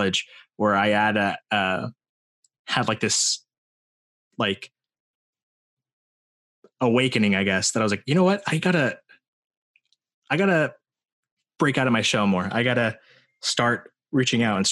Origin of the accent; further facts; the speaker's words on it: Morgan Hill, California, United States; What was it like for me growing up in Morgan Hill? I don't know. Like, I mean, obviously good